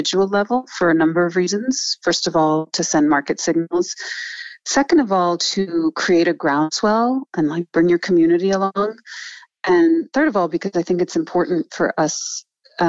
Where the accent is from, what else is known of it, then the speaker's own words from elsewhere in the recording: New York, United States; So I grew up in New York, but as I said, my mother's French, so we went to France every summer